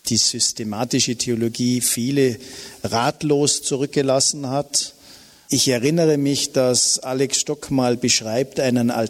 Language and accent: German; Bregenz, Vorarlberg, Austria; also born or lived in Innsbruck; Ich bin natürlich auch mit Engeln aufgewachsen bei Sacré-Cœur-Schwestern in Bregenz, die mich behüten und so weiter.